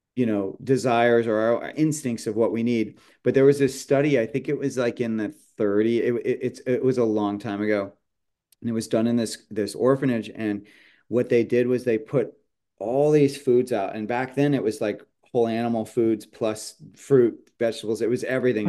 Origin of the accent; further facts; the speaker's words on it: San Jose, California, United States; moved away; also born or lived in Portland, Oregon; I grew up in San Jose